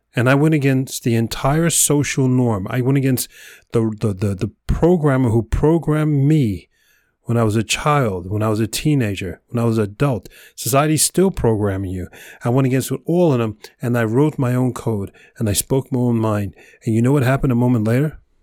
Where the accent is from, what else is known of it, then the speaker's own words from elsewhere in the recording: New York, United States; Mister New Yorker, hardcore, you know, project boy, growing up in New York, concrete forest